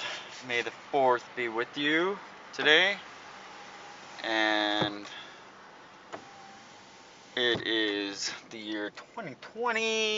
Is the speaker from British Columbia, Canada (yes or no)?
yes; Vancouver, British Columbia, Canada; Grew up playing hockey. I'm a Canadian kid. Grew up on Van Rock.